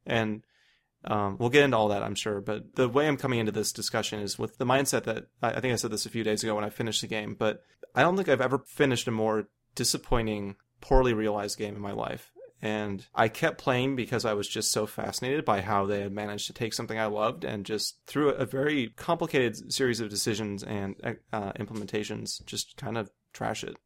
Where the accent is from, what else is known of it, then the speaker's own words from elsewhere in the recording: United States; growing up in America